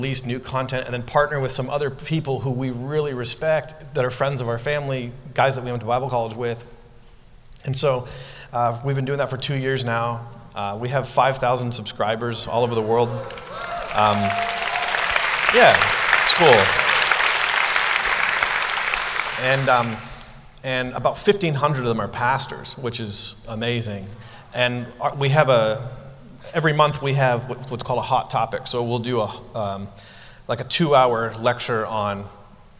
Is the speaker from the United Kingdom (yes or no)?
no; Ontario, Canada; moved away; also born or lived in Portland, Oregon / New York City; I'm from Canada, from Ontario